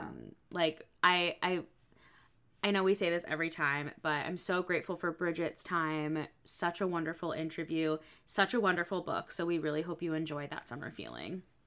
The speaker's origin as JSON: {"language": "English", "region": "New England", "country": "United States", "tie": "born or raised there", "said": "I grew up in New England"}